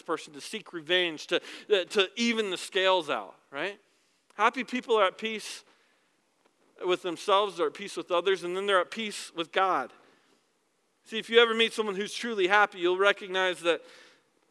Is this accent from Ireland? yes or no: no; the South, United States; I was born in the South